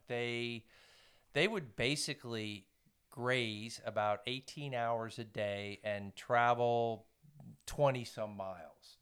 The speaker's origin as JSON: {"language": "English", "town": "Woodstock", "region": "New York", "country": "United States", "tie": "born or raised there", "also_born_or_lived": "Poland", "moved": "as an adult", "lives_now": "Blacksburg, United States", "said": "I grew up in Woodstock, New York"}